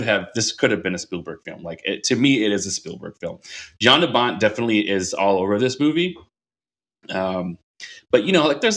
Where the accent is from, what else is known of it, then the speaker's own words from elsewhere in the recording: Minnesota, United States; I grew up in the Midwest, Minnesota boy